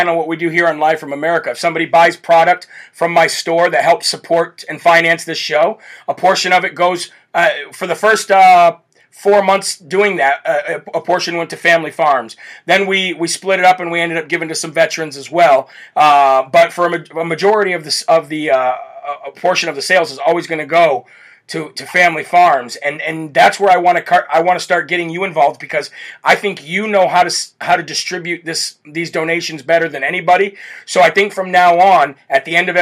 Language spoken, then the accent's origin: English; Midwest, United States; I grew up in the Midwest